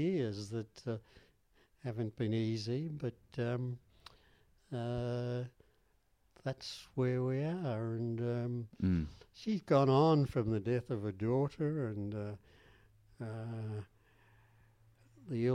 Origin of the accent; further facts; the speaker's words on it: Australia; I'm from Australia